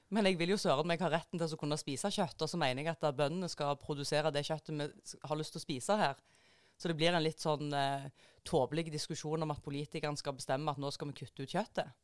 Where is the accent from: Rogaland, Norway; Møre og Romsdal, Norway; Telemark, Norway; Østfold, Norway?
Rogaland, Norway; Jæren; moved away; jeg er jo veldig parlamentarisk korrekt eh, som jærbu